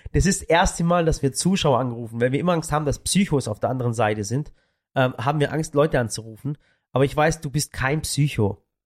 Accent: Swabian Jura, Baden-Württemberg, Germany; von der Schwäbischen Alb, da wo ich auch herkomme

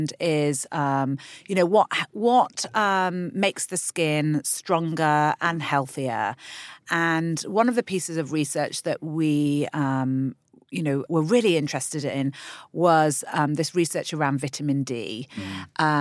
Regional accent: London, United Kingdom; we're from London

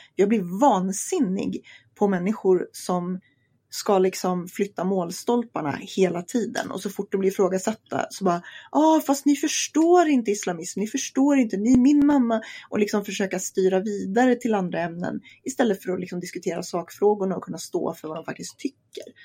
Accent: Sweden; det här är mitt hemland

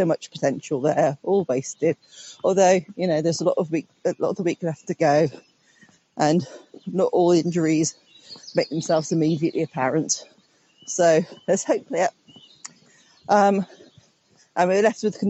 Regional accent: Cornwall, South West England, United Kingdom; moved away as an adult; also born or lived in Gloucestershire; I born and bred in Cornwall, have lived in Gloucestershire for a couple of years, and now back again

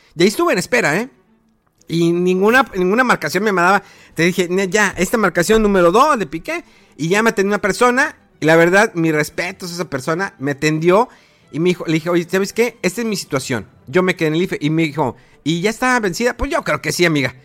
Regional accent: Mexico; Imagínate qué orgullo como mexicano

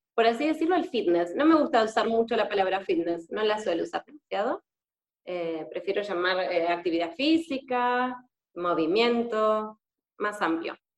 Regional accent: Argentina; moved away as an adult; now in Spain; soy argentina y actualmente estoy viviendo en España. Ya hace un año y medio

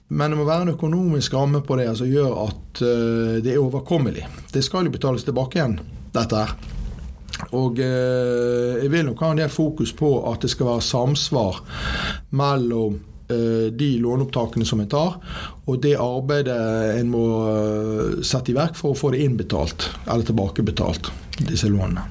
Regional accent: Bergen, Vestland, Norway; Født og oppvokst på Landås

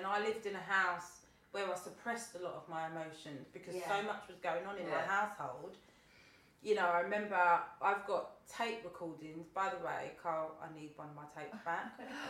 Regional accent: London, United Kingdom; at that time in the 80s, like, being in South London, it weren't called to be African.

